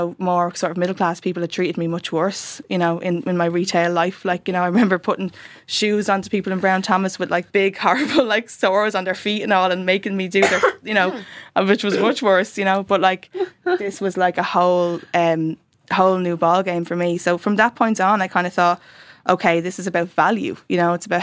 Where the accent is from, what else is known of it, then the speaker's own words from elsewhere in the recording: Dublin, Leinster, Ireland; I grew up in the South Inner City in between two flat complexes, Fatima Mansions and Dolphin House